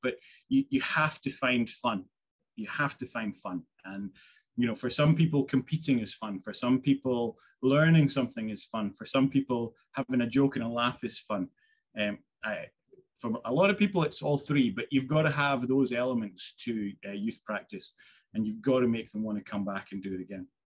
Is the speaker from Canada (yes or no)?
no; Isle of Skye, Scotland, United Kingdom; I grew up in Skye, you know, miles away from anywhere